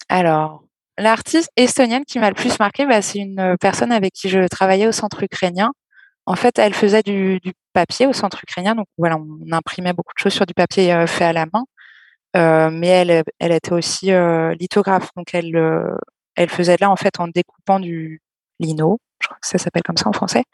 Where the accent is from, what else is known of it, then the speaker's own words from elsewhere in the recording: Caen, Normandy, France; je viens de Caen, j'ai toujours vécu euh, dans des villes